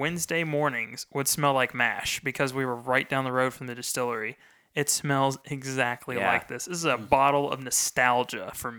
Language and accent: English; Frankfurt, Hesse, Germany; this is one of my favorites because like I said, growing up in Frankfurt, when I used to, this is going to sound ridiculous.